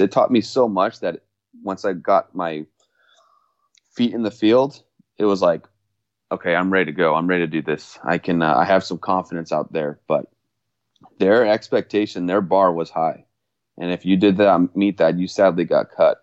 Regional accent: Mission Viejo, California, United States; I was, uh, born and raised in California, Mission Viejo

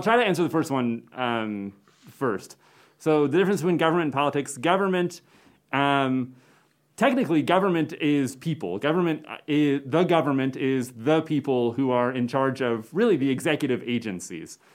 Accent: Phoenix, Arizona, United States; moved away as an adult; also born or lived in Maryland / Cortez, Colorado / Provo, Utah / Tucson, Arizona; now in Chadron, United States; mainly I was raised in the Phoenix area in Arizona

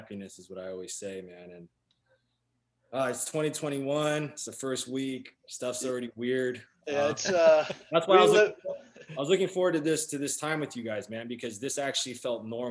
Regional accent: Los Angeles, California, United States; I'm born and raised

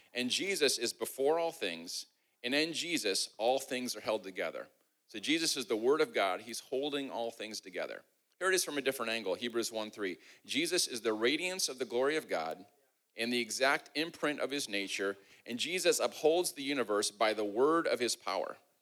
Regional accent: Midwest, United States; moved away; I'm from the Midwest

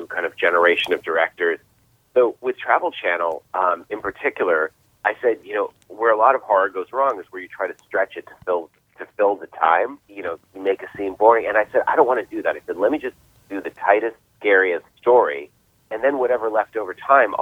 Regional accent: Boston, Massachusetts, United States; I was from Boston.

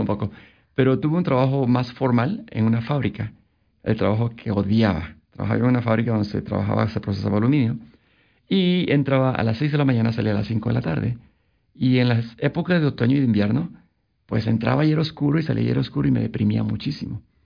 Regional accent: Oaxaca, Mexico; moved away as an adult; now in Vancouver, Canada; al estado de Oaxaca, de donde soy originario

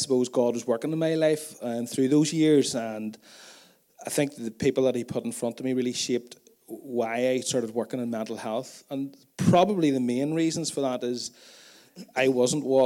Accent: Tandragee, Northern Ireland, United Kingdom; I grew up out in Mullahhead, quite close to Stephen's family farm. I grew up on a dairy farm as well. And we live there now

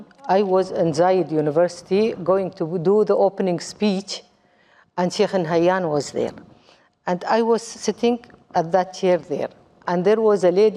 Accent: Dubai, United Arab Emirates; English is a second language; also born or lived in Kuwait; I am from United Arab Emirates

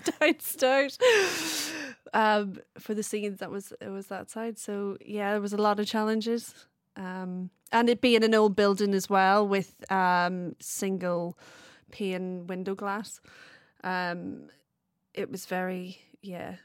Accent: Belfast, Northern Ireland, United Kingdom; moved away as an adult; also born or lived in Wales; I'm originally from Belfast. I moved over in two thousand six to study film and video in Wales.

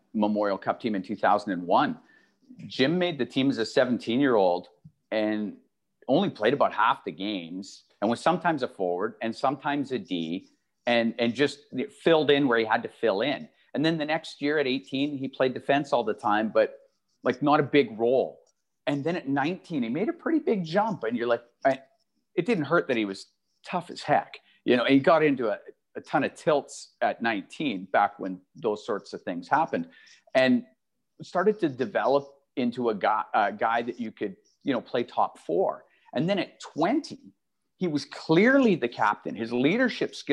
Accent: Edmonton, Alberta, Canada; moved away; coming to Edmonton. I grew up here. I watched the Oilers as a little kid.

